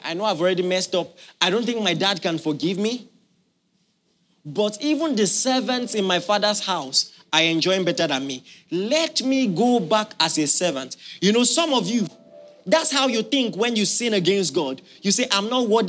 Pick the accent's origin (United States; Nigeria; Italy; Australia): Nigeria; as a Nigerian